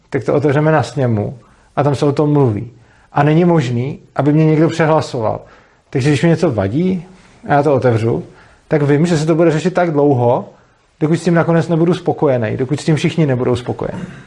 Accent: Prague, Czechia; který jsem z Prahy

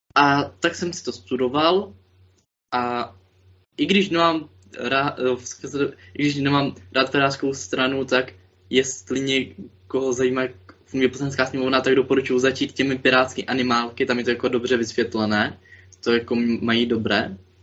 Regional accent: Moravian-Silesian Region, Czechia; jsem až z Moravskoslezského kraje

